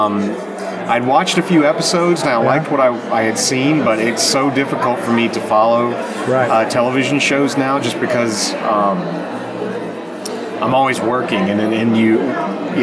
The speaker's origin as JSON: {"language": "English", "region": "Middle Tennessee", "country": "United States", "tie": "born or raised there", "said": "I grew up where I live now in yeah. Middle Tennessee."}